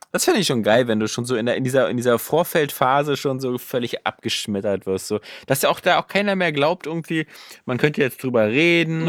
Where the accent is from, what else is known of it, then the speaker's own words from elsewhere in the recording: Germany; als Deutscher